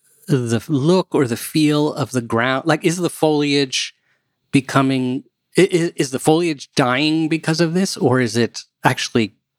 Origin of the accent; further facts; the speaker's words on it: Maryland, United States; moved away; also born or lived in New York; I grew up in Maryland, and we had nice trees.